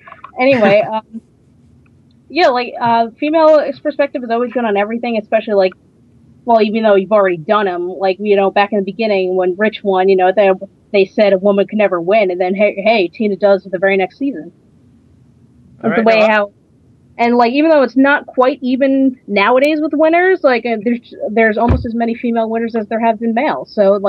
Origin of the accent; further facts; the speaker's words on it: New Jersey, United States; I'm 26 and I'm from New Jersey.